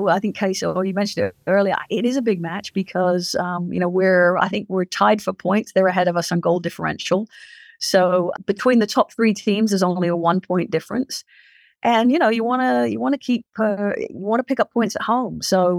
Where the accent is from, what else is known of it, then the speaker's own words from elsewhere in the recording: England, United Kingdom; my father was in the Royal Marines when I grew up in England. So I've lived that life, you know, traveling around